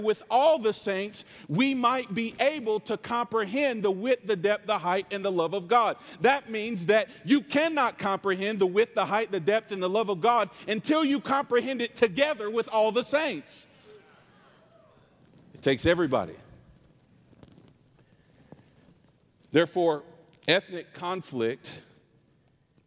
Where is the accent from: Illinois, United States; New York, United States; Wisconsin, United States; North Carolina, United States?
North Carolina, United States; I say y'all, I'm from North Carolina. This is my real accent